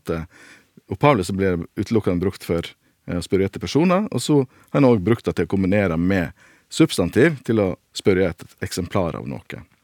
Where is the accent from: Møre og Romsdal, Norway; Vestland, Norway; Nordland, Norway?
Vestland, Norway; Sogn; accent: Sognamål; jeg snakker sognamål.